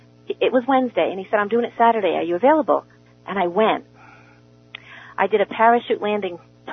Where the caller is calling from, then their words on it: New Jersey, United States; First of all … from New Jersey, and you just totally brought me back to the past of my life.